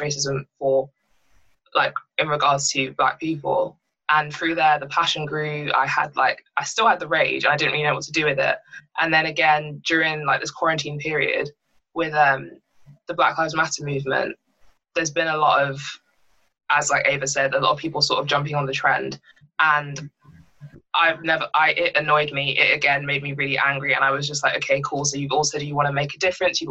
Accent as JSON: {"language": "English", "town": "Bishop's Stortford", "region": "East of England", "country": "United Kingdom", "tie": "born or raised there", "also_born_or_lived": "London", "said": "I grew up in London until I was 7, and I moved to the area I live in now, which is Bishop Stortford"}